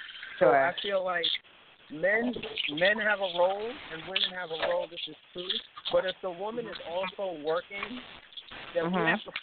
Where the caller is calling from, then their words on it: New York, United States; I'm calling from New York.